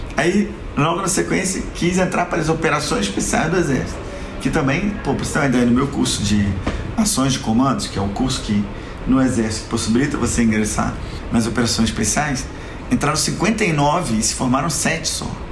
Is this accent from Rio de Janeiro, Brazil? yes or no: yes; Rio de Janeiro, Brazil; accent: carioca; moved away as an adult; also born or lived in Salvador, Bahia / Goiânia, Goiás / Luziânia, Goiás; now in Goiás, Brazil; meu sotaque é carioca